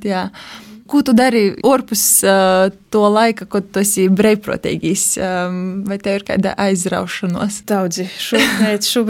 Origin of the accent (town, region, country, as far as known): Kārsava, Ludza Municipality, Latvia